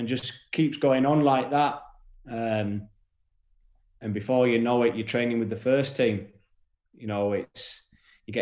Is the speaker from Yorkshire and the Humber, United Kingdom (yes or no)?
yes; York, Yorkshire and the Humber, United Kingdom; I was from York, you know, and never been to London.